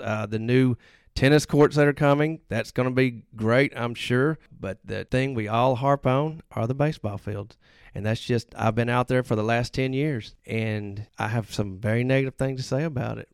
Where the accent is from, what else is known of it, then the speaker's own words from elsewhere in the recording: Hernando, Mississippi, United States; I am from Hernando.